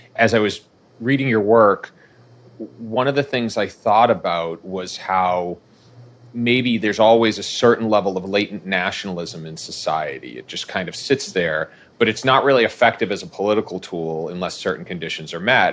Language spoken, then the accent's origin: English; Boston, Massachusetts, United States; I was born and raised in Boston